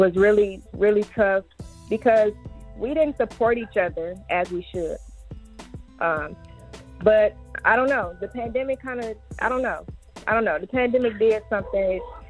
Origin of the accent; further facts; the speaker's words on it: Flint, Michigan, United States; born and raised in Flint, Michigan, independent artist